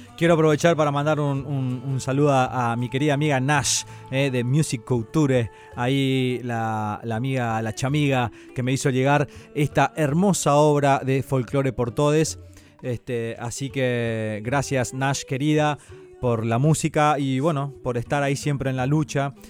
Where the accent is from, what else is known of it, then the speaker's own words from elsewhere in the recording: Santo Tomé, Corrientes, Argentina; moved away; Santo Tomé, de mi tierra hermosa